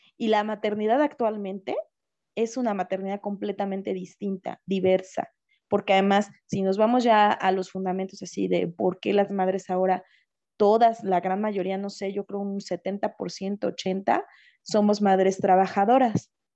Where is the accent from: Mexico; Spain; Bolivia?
Mexico; yo soy mexicana